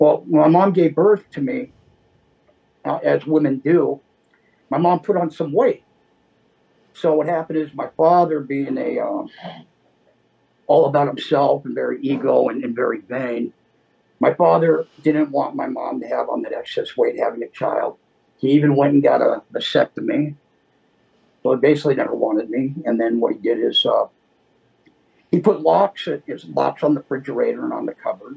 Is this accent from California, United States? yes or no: yes; Los Angeles, California, United States; also born or lived in Inglewood, California; now in Oxnard, United States; I grew up, I was born in Inglewood, and we ended up moving to Westchester, which is it's a beach area over there